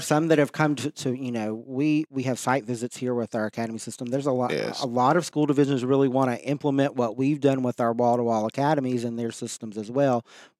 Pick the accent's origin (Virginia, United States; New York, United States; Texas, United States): Virginia, United States; You can obviously tell I'm not really from Southeast Virginia. I did grow up on the other side of the state, from Southwest Virginia in the coal fields. Came from a very small community